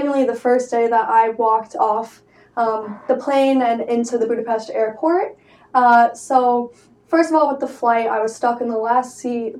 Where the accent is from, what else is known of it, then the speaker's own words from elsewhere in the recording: New York, United States; as a New Yorker